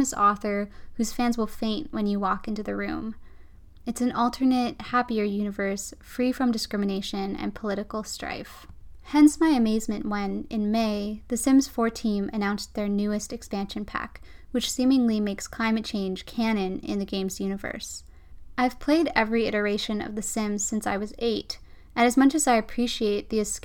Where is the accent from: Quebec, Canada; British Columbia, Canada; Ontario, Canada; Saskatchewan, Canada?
British Columbia, Canada; around Vancouver; Growing up around Vancouver